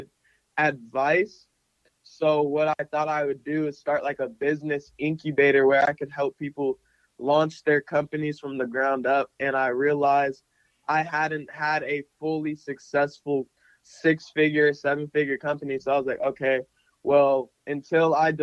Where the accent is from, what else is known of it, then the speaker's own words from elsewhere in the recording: Phoenix, Arizona, United States; I grew up in Phoenix, Arizona